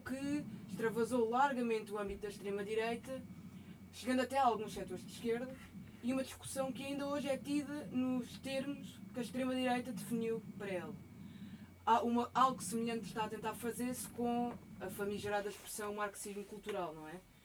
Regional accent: Alentejo, Portugal; moved away; Eu venho do Alentejo

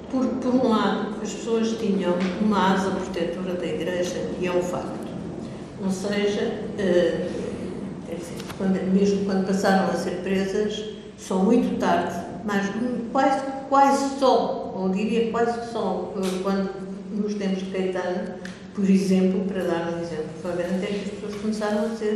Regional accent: Mozambique; moved away as an adult; also born or lived in Belgium / Lisbon; Eu nasci em Moçambique, passei lá a infância, eh, passei a adolescência num colégio católico

